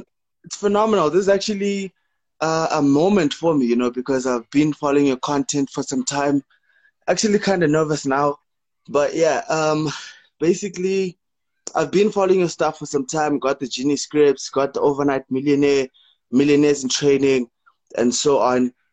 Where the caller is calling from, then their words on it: South Africa; I'm calling from South Africa.